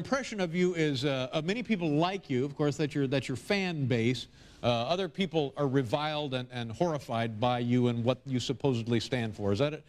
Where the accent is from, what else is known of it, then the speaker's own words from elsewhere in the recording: Indianapolis, Indiana, United States; I'm from Indianapolis, Indiana.